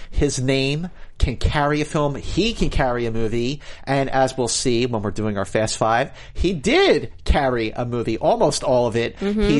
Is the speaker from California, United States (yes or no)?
no; Philadelphia, Pennsylvania, United States; I was born and raised in Philadelphia. In fact, Will Smith and I are exactly 2 months apart in age.